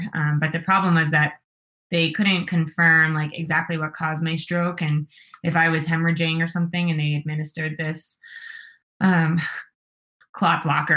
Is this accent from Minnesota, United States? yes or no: no; New York, United States; now in Colorado, United States; I'm from New York